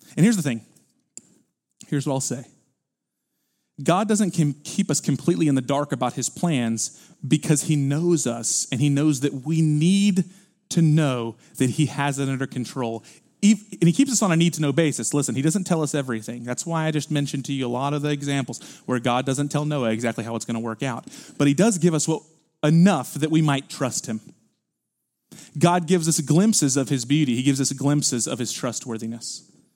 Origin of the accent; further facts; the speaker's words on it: Houston, Texas, United States; we're from Houston